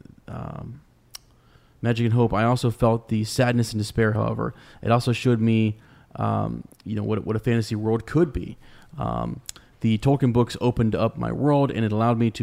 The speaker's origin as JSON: {"language": "English", "region": "Kentucky", "country": "United States", "accent": "southern, Kentucky", "said": "my southern accent"}